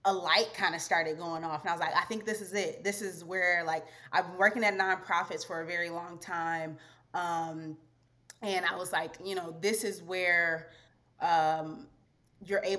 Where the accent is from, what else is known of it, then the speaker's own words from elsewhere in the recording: Detroit, Michigan, United States; moved away as an adult; also born or lived in Rwanda; I'm originally from Detroit, Michigan, born and raised in a Nigerian household